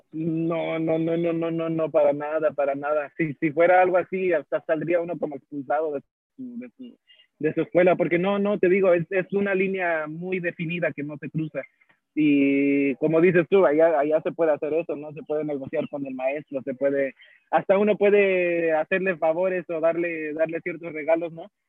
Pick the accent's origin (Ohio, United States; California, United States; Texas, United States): Texas, United States; Houston; also born or lived in Mexico; originalmente de Houston, Texas. Este, viví en México un par de años